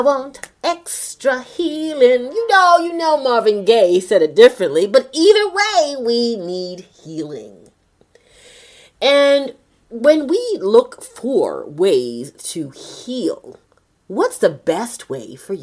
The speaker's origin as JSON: {"language": "English", "town": "Toronto", "region": "Ontario", "country": "Canada", "tie": "born or raised there", "said": "I am from Toronto, Canada, born and raised."}